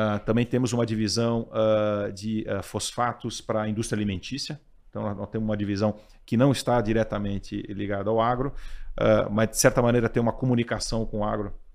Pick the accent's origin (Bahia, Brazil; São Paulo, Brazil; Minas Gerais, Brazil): São Paulo, Brazil; Eu sou, eu sou daqui de São Paulo, sou paulistano